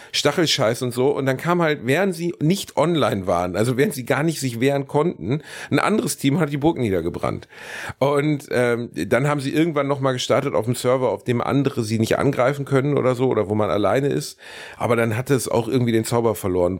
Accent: Gelsenkirchen, North Rhine-Westphalia, Germany; ich bin in meiner Heimatstadt Gelsenkirchen

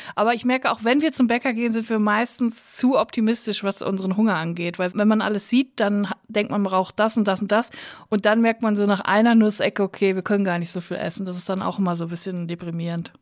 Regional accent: Unglinghausen, North Rhine-Westphalia, Germany; moved away; Ich komme aus Unglinghausen bei Netfen bei Siegen

